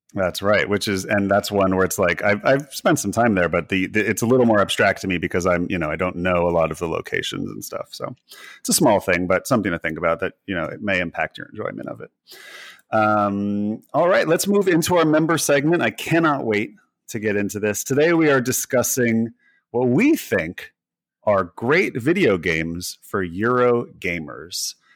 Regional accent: United States; being an American

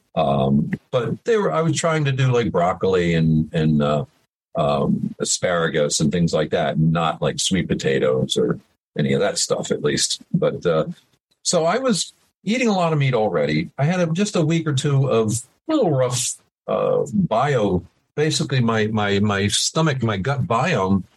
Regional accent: Middletown, New York, United States; also born or lived in Woodstock, New York; I grew up in Middletown, New York, which is about 40 minutes from where the Woodstock um, uh, festival happened

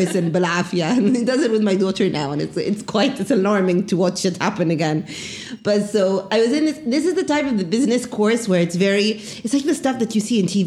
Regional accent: England, United Kingdom; moved away as an adult; now in Cairo, Egypt; born in England, grew up in England, graduated from England

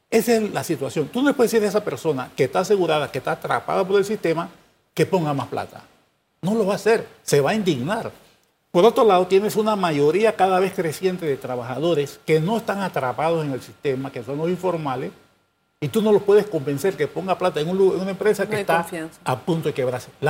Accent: Panama; Somos nosotros, los panameños, que estamos atrincherados en posiciones

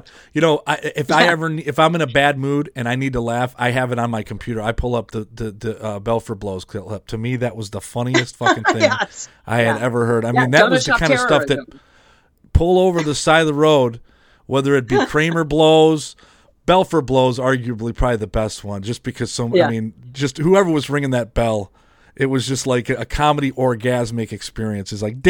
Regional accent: Detroit, Michigan, United States; growing up in the Detroit area

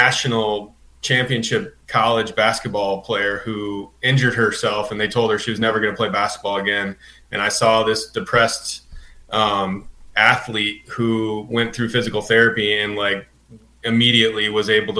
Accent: Michigan, United States; moved away as an adult; also born or lived in Indiana / Pinehurst, North Carolina; now in Asheville, United States; originally I'm from Michigan, and kind of worked my way down through Indiana school

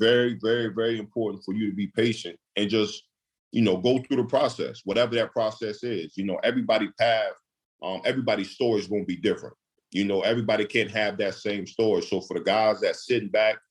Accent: Newport News, Virginia, United States; growing up in Newport News, Virginia, just growing up around a lot of great athletes.

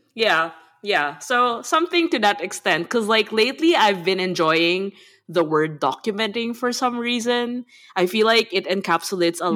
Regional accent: Manila, Metro Manila, Philippines; moved away as an adult; now in Berlin, Germany; I grew up in Manila in the Philippines, and I'm currently living in Berlin.

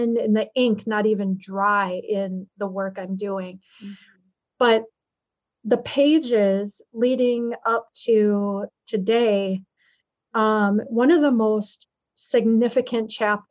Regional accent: Minneapolis, Minnesota, United States; growing up in Minneapolis, my childhood

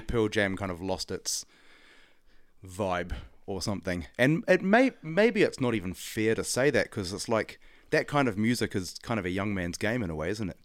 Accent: Auckland, New Zealand; I grew up in Auckland

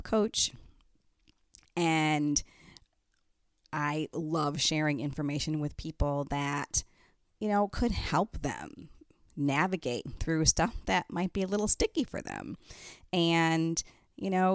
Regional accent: Detroit, Michigan, United States; moved away; I'm originally from Detroit

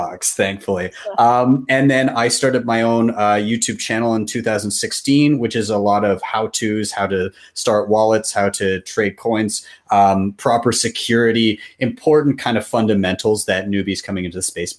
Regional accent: Canada; I am from Canada

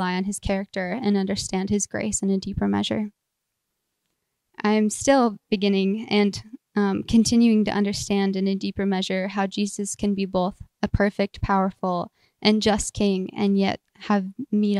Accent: Minot, North Dakota, United States; I grew up outside of Minot and attended a small church outside of town

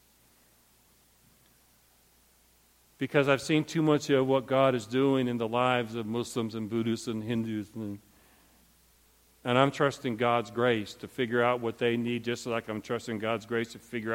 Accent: Montrose, Michigan, United States; I was raised in Montrose, Michigan.

